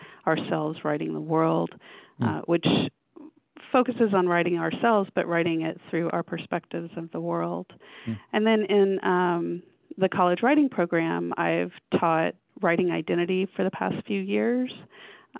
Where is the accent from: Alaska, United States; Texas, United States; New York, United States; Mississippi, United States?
Texas, United States; Houston; moved away as an adult; also born or lived in Phoenix, Arizona; I grew up in Houston, Texas